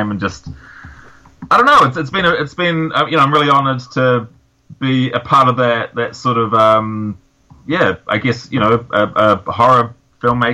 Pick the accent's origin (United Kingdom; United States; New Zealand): New Zealand; growing up in New Zealand